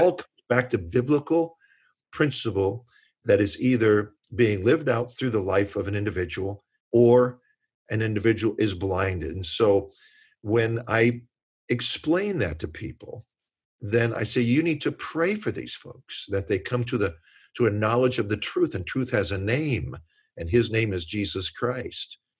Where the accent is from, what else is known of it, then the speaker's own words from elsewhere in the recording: Washington, District of Columbia, United States; I grew up in the Washington, D C area